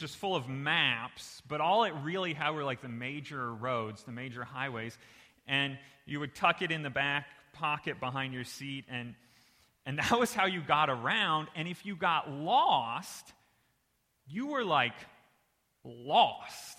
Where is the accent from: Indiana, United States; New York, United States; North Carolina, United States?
Indiana, United States; moved away; I'm originally from Indiana